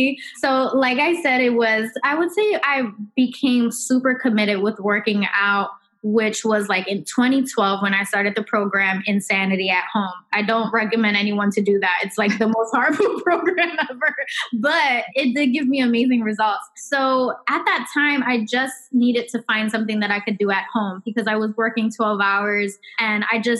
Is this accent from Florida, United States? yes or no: no; Philadelphia, Pennsylvania, United States; I know she's from Philadelphia. I'm from Philadelphia.